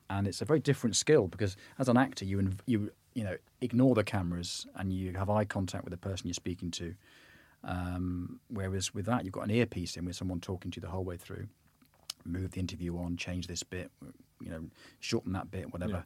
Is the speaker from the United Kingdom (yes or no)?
yes; Bristol, South West England, United Kingdom; I'm from Bristol